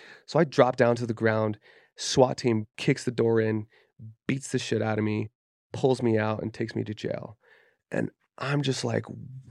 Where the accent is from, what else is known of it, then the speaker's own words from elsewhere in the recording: Kaysville, Utah, United States; I grew up in Kaysville, Utah. Like I did not grow up around that kind of like heat or violence, you know what I mean?